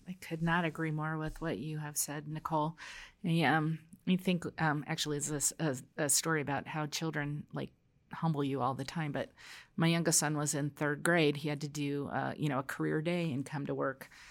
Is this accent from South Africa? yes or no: no; New York City, New York, United States; I was born in Brooklyn